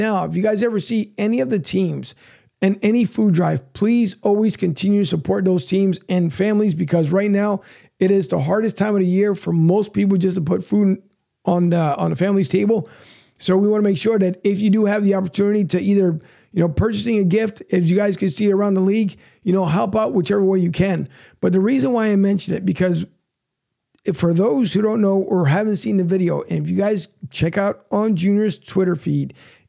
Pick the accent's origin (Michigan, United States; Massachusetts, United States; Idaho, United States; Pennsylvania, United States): Pennsylvania, United States; Philadelphia; moved away; I'm originally from Philly